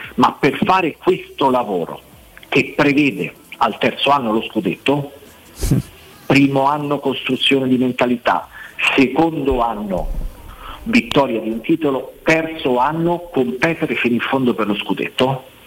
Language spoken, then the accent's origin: Italian; Rome, Lazio, Italy; sono nato e, e, e, e, questa è la mia città